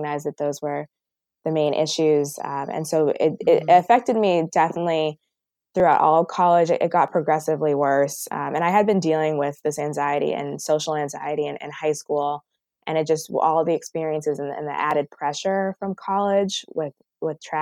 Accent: Boston, Massachusetts, United States; also born or lived in Connecticut; I live in Boston now, and I grew up in Boston, and I went to school in Connecticut

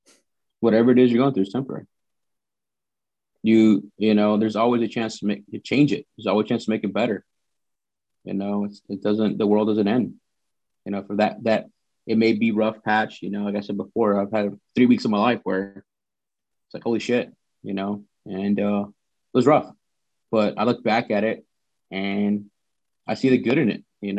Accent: the South, United States; but I grew up in the South, man, where, you know, I drive by, somebody wave at them.

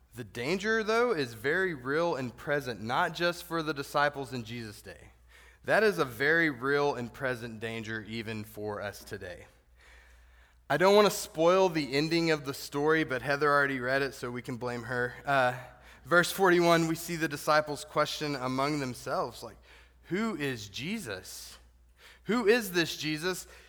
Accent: the Texas part of New Mexico, United States; I grew up in the Texas part of New Mexico

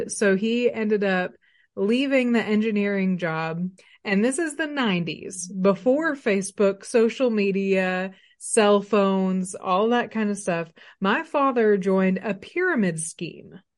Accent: Arkadelphia, Arkansas, United States; moved away as an adult; now in Northwest Arkansas, United States; I was raised in Arkadelphia, Arkansas

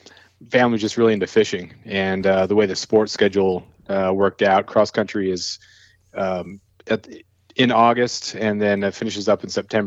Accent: Prince of Wales Island, Southeast Alaska, United States; moved away as an adult; also born or lived in California / Ketchikan, Alaska; Grew up on Prince of Wales Island here in Southeast Alaska. I now live and teach high school English. I'm a freelance writer and podcaster in Ketchikan.

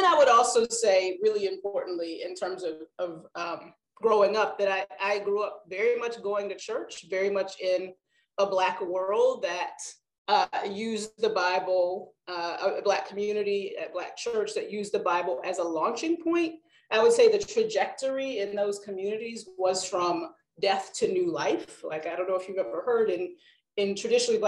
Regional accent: North Carolina, United States; I grew up in North Carolina

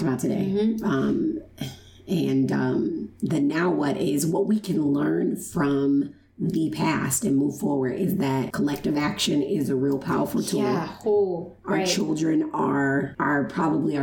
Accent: Chicago, Illinois, United States; moved away; I was born in Chicago, Illinois

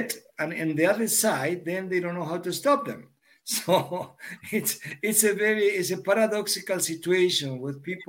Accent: Argentina; moved away as an adult; also born or lived in Europe; I'm born and raised in Argentina

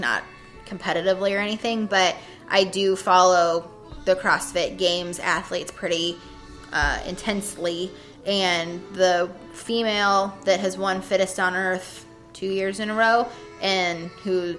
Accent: Ohio, United States; I'm from Ohio

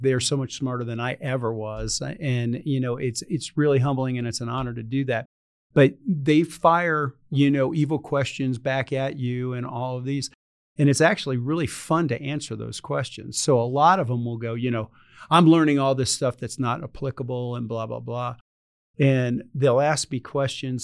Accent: Reidsville, North Carolina, United States; moved away; I grew up in this little town called Reedsville, North Carolina

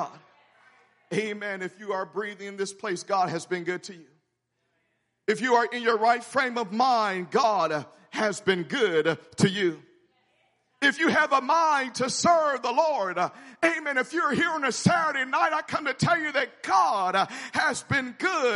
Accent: Memphis, Tennessee, United States; where I grew up in Memphis

